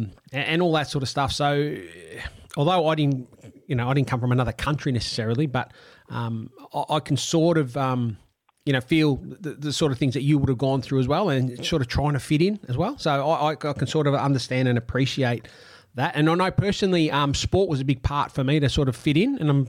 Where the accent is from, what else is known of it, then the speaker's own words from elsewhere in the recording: Australia; first language Italian; English is a second language; I grew up in Australia and was born in Australia, but as you probably worked out with my name … my family are a migrant family. They came out, before I was born.